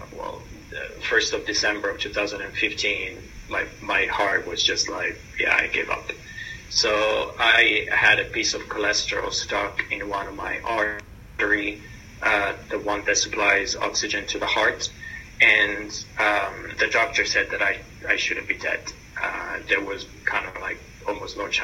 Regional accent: Italy; moved away as an adult; also born or lived in New York, United States; now in London, United Kingdom; I was born and raised in Italy, moved to New York for an exchange program where I lived for 18 and a half years, and then moved for personal reason here to London from the United States.

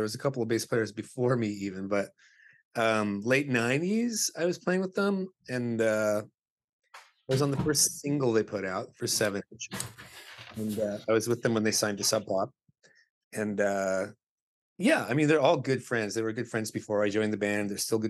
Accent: Abbotsford, British Columbia, Canada; my pals that I grew up with in Abbotsford

